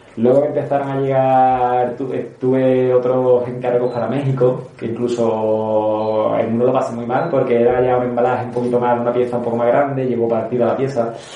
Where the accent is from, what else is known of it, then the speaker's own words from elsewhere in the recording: Seville, Andalusia, Spain; also born or lived in Puente Genil; me considero sevillano, porque me he criado aquí